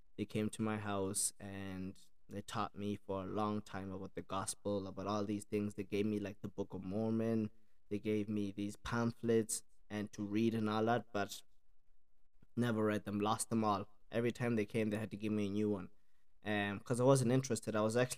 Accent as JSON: {"language": "English", "country": "Ireland", "said": "from Ireland, me and my mom and my sister, we lived there, and yeah, my accent then got mixed up in around those three countries."}